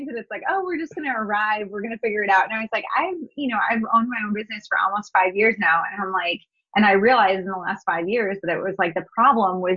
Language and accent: English; North Dakota, United States; I'm from the United States, and, you know, growing up, we lived in Northern US. So North Dakota is where I was raised